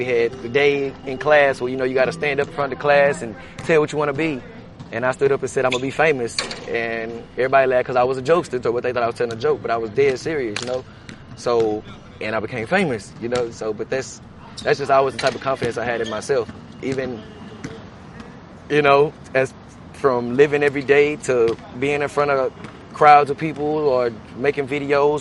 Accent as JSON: {"language": "English", "town": "Beaumont", "region": "Texas", "country": "United States", "tie": "born or raised there", "moved": "as an adult", "lives_now": "Houston, United States", "said": "I'm born and raised in Beaumont, Texas, but ever since I moved to Houston about 12 years ago"}